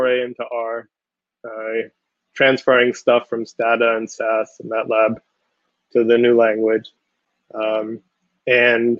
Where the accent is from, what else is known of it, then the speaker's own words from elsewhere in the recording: Israel; moved away as an adult; also born or lived in Connecticut; now in United States; I'm from Israel